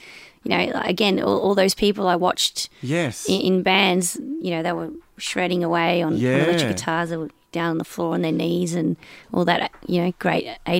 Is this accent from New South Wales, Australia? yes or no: no; Melbourne, Victoria, Australia; also born or lived in Chewton, Victoria; I was born in Melbourne, and then when I was very young, my dad moved us to a town called Chewton, which is just outside of Castlemaine.